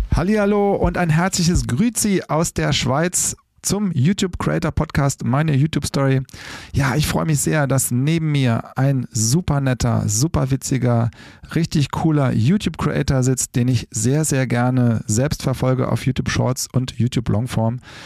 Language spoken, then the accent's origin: German; Rhineland, Germany; ich bin ja aus dem Rheinland